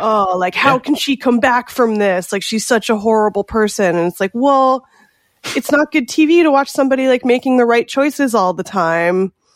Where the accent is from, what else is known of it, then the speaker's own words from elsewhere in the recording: California, United States; I'm from California